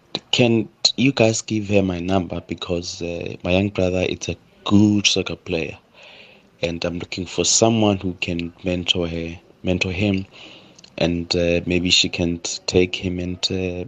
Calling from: Cape Town, Western Cape, South Africa; I'm calling from Cape Town.

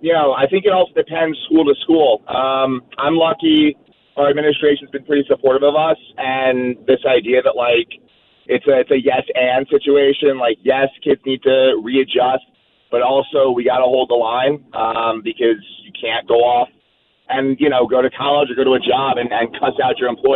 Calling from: New York City, New York, United States; I'm calling from Queens.

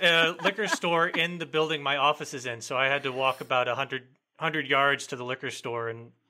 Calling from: Connecticut, United States; I am joining you from Connecticut.

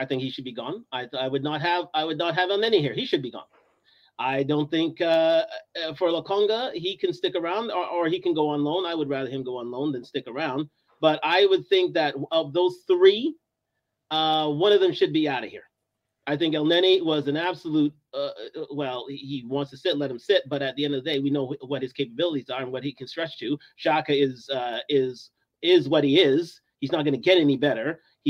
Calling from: Toronto, Ontario, Canada; I'm coming from Toronto, actually.

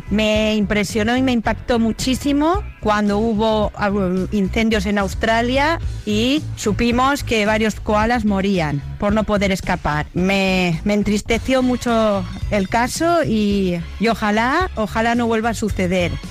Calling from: Madrid, Community of Madrid, Spain; Hola, pliquises … de Madrid.

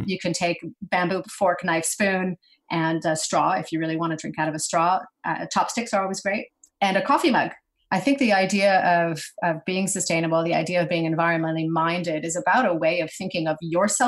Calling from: New York, United States; I'm in New York, upstate.

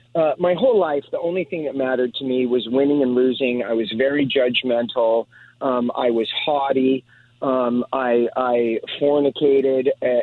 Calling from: Los Angeles, California, United States; Los Angeles, California.

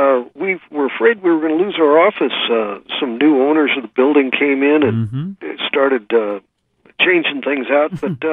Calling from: Guam; Well, I'm calling you from Guam, so I can only tell you that it's a little after 5.

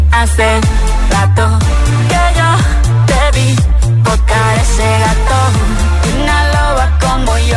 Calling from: Móstoles, Community of Madrid, Spain; Hola, Git … de Móstoles.

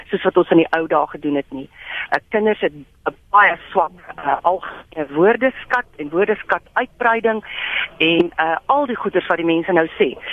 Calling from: Centurion, Gauteng, South Africa; Ek is hier van Centurion

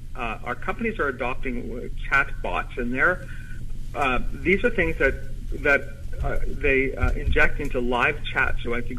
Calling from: Ottawa, Ontario, Canada; I am in Ottawa, Canada right now.

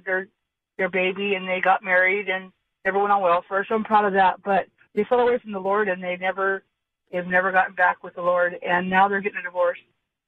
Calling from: Sage, California, United States

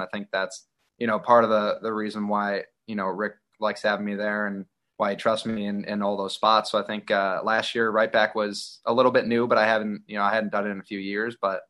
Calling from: Chicago, Illinois, United States; I'm in Chicago, man.

